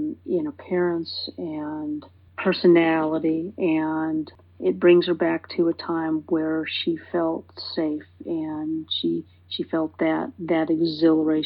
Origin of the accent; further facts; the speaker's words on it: San Francisco Bay Area, California, United States; I grew up in the San Francisco Bay Area